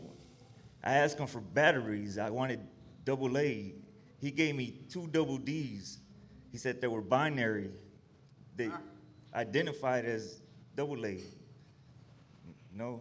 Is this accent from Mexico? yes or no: no; Dallas, Texas, United States; I'm from West Dallas